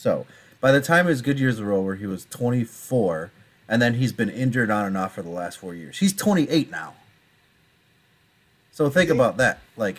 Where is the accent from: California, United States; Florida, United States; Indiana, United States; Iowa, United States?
Iowa, United States; I was born in Iowa.